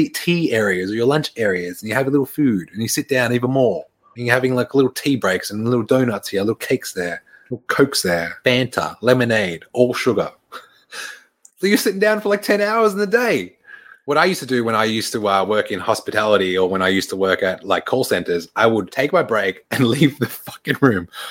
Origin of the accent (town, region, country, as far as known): Australia; now in Canada